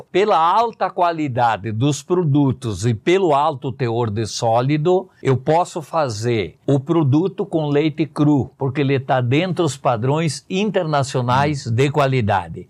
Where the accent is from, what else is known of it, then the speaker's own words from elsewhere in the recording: Rio dos Cedros, Santa Catarina, Brazil; moved away as an adult; eu sou do município de Rio dos Cedros, de descendência italiana, tenho a dupla cidadania